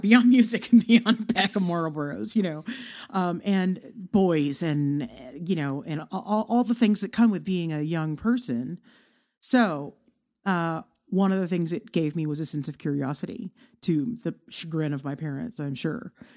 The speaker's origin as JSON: {"language": "English", "town": "Irving", "region": "Texas", "country": "United States", "tie": "born or raised there", "moved": "as an adult", "lives_now": "Amarillo, United States", "said": "a city called Irving, Texas"}